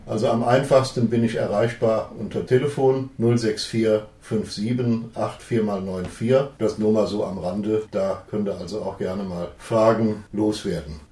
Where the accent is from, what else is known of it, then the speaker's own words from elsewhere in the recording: Syria; moved away; ich bin in Syrien aufgewachsen